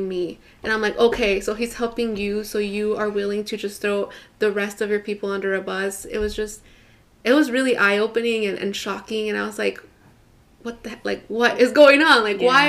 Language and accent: English; Houston, Texas, United States; I grew up in Houston, in Northwest Houston